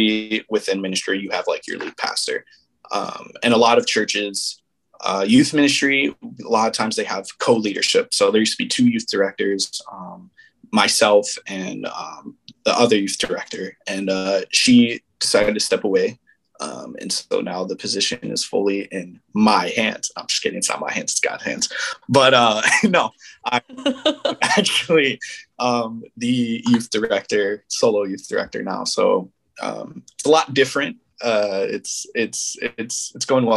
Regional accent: Aurora, Illinois, United States; now in Minnesota, United States; I grew up in Aurora, Illinois.

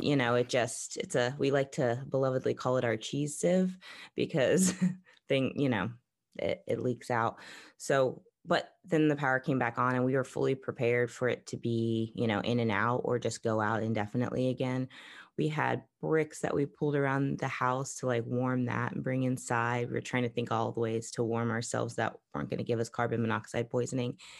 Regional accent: Florida, United States; now in Texas, United States; Growing up in Florida, going through lots of hurricanes

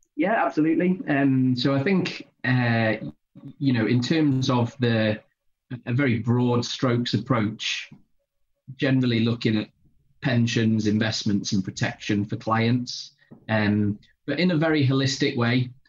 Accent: Pontefract, Yorkshire and the Humber, United Kingdom; moved away as an adult; now in North East England, United Kingdom; I grew up in uh, in Pontefract in West Yorkshire

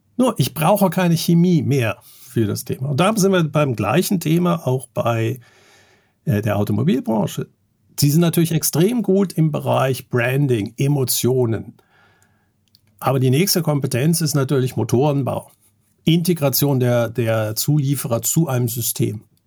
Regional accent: Germany; ich bin Bankkaufmann, ich bin in Deutschland aufgewachsen

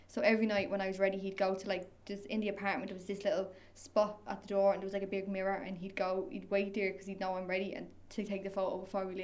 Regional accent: Tallaght, Leinster, Ireland; I'm from Tala

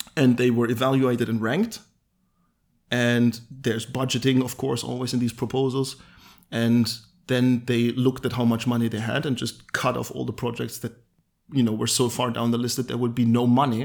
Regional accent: Halle, Saxony-Anhalt, Germany; we both went to school in Halle. I w-, was born here and I have been here forever, basically.

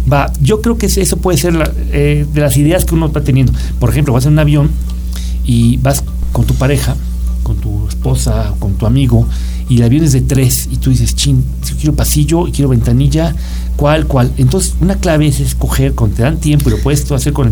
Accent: Mexico; Yo soy de México.

